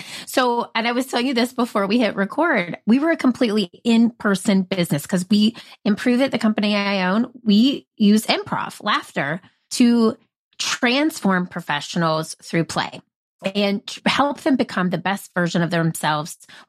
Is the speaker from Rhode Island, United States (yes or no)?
no; South Carolina, United States; born there; So I was born in South Carolina, but I moved just all over the place growing up.